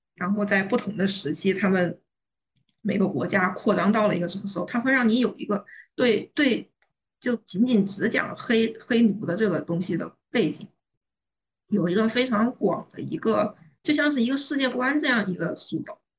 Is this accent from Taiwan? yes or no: no; China; 我作为一个中国人